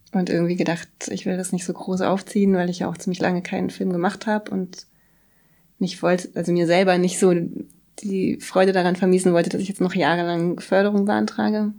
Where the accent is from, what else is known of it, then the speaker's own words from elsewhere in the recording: Bremen, Germany; moved away as an adult; also born or lived in Berlin / Kassel; ich komme aus Bremen